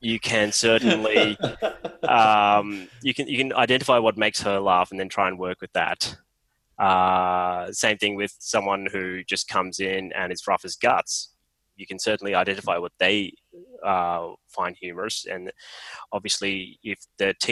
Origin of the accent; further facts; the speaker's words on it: Mackay, Queensland, Australia; also born or lived in Sri Lanka / Sydney / Sunshine Coast; I grew up in Mackay